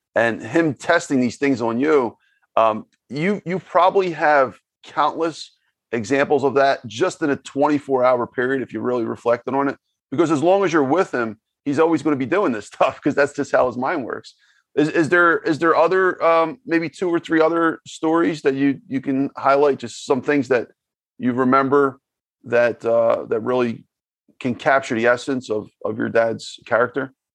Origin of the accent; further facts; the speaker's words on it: Philadelphia, Pennsylvania, United States; I'm from Philadelphia, uh, Pennsylvania